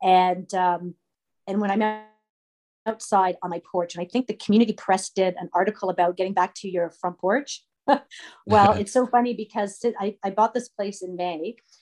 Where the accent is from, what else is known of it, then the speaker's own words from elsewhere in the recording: Toronto, Ontario, Canada; moved away as an adult; now in Madoc, Canada; I grew up in Toronto for my childhood. And then for my high school years, I moved up to a small town.